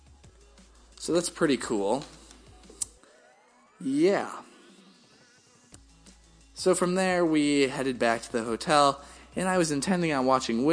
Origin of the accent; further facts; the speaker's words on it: Wisconsin, United States; we're from Wisconsin, Packer fans